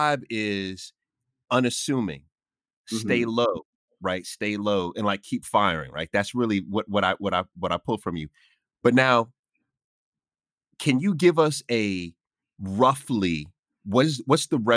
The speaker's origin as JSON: {"language": "English", "country": "Jamaica", "said": "I'm Jamaican"}